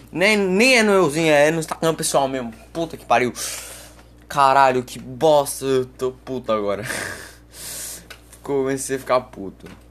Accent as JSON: {"language": "Portuguese", "country": "Brazil", "said": "eu sou, eu sou brasileiro"}